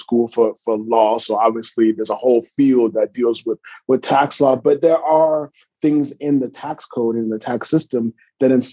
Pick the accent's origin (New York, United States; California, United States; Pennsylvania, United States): California, United States; also born or lived in Atlanta, Georgia; I'm from California. So born and raised, went out to Morehouse, class of 93